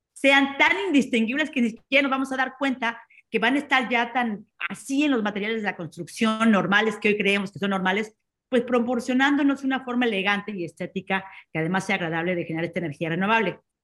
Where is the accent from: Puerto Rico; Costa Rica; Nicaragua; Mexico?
Mexico; now in Barcelona, Spain; desde Barcelona los saludo que soy una emprendedora mexicana